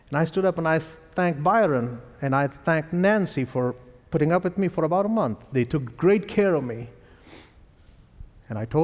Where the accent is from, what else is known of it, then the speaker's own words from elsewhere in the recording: India; accent: Indian; my Indian accent